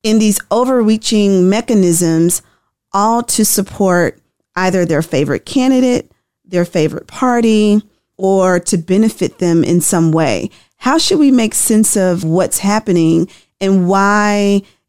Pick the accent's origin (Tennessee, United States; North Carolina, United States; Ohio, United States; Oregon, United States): Tennessee, United States; I'm from Tennessee